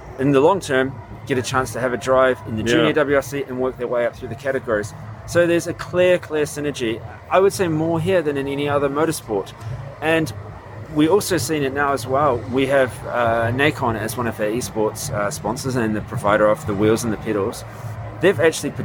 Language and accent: English; New Zealand; I grew up in New Zealand